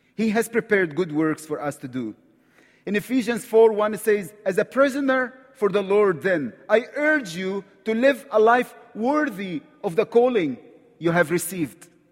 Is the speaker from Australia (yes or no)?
no; Egypt; accent: Egyptian; English is a second language; I'm from Egypt, right from the Middle East.